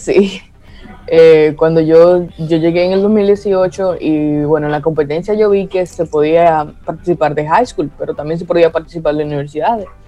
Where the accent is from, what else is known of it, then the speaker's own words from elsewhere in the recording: Tenares, Hermanas Mirabal, Dominican Republic; soy de Tenares, Hermanas Mirabal